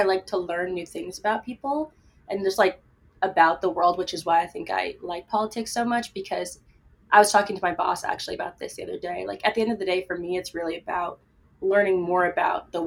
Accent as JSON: {"language": "English", "region": "East Coast", "country": "United States", "said": "I'm from the East Coast"}